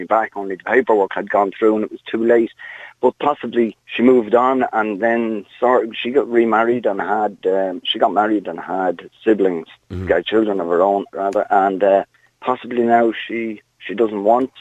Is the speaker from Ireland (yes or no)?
yes; Ireland; I was born in Shawnross Abbey